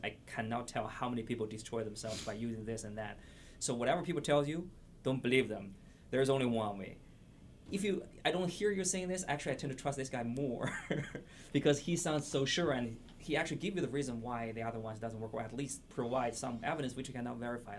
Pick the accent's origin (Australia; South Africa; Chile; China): China; now in La Crosse, United States; I came from China